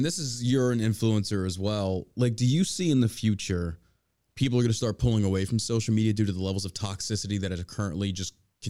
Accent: New York, United States; Geez, I'm talking to a New Yorker. I grew up in New York. I have family in Staten Island. I would spend summers in Staten Island, Toms River, New Jersey.

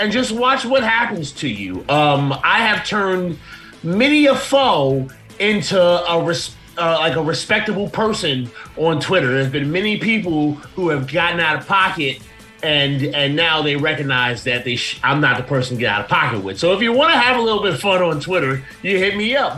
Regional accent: Plainfield, New Jersey, United States; I am from uh, about 30 minutes from Newark in a, in a, city called Plainfield, Plainfield, New Jersey

